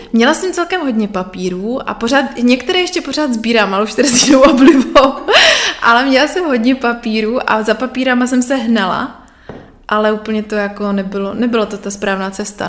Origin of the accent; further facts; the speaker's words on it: Nový Jičín, Moravian-Silesian Region, Czechia; Já pocházím z Nového Jičína, mm-hmm. což je na Moravě.